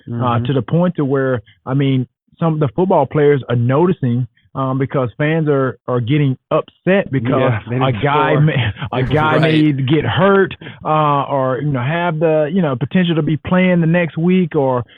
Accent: Alexander City, Alabama, United States; Born and raised in Alexander City, Alabama

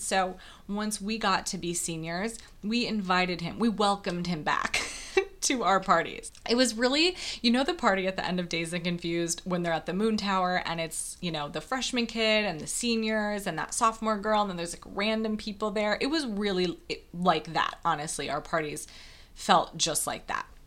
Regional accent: Wisconsin, United States; moved away; I grew up in a very, very small town in Wisconsin

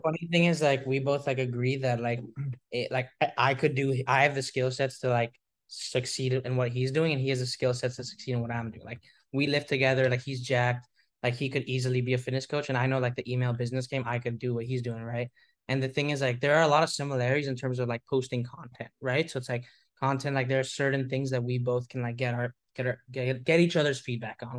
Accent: Hong Kong; moved away; We're both from Hong Kong

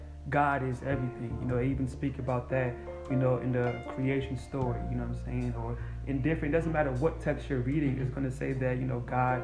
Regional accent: Guinea; moved away; I'm from Africa too. What part? Guinea

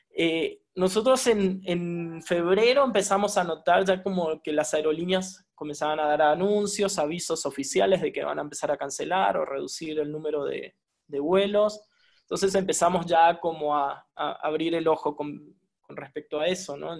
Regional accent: Argentina; moved away as an adult; now in Mexico; Soy un argentino viviendo en México

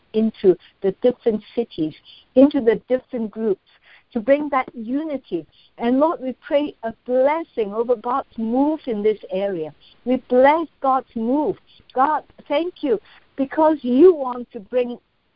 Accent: Hong Kong; I'm from Hong Kong

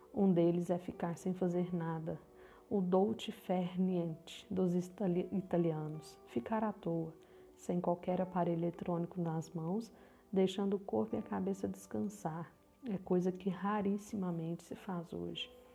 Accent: Minas Gerais, Brazil; Eu também sou mineira, falo de Uberlândia, Minas Gerais

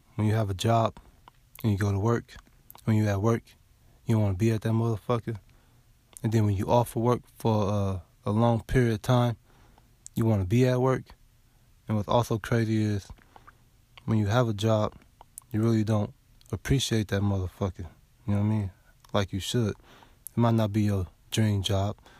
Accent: West Coast, United States; now in the South, United States; I'm from the West Coast, though, but I live in the South now.

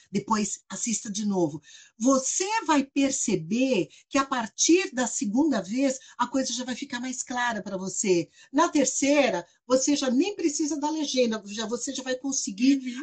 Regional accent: Brazil; eu sou brasileira

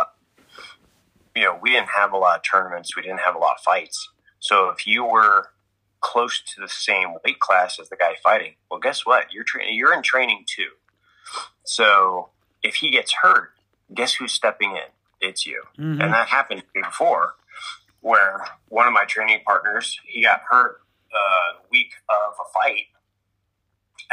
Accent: New Jersey, United States; I grew up in New Jersey

